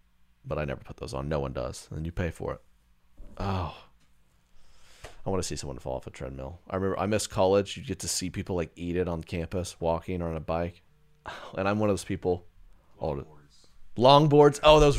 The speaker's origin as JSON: {"language": "English", "region": "Southern United States", "country": "United States", "tie": "born or raised there", "said": "growing up in the Bible Belt, that was a classic"}